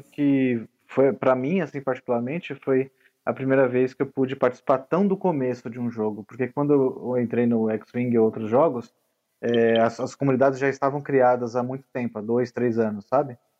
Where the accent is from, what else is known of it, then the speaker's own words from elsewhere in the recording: São Paulo, Brazil; sou de São Paulo